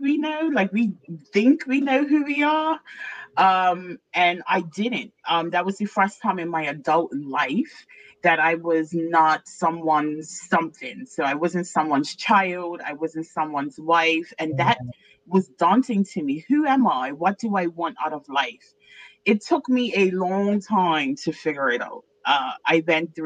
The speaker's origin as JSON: {"language": "English", "country": "Bermuda", "moved": "yes", "said": "I'm originally from Bermuda"}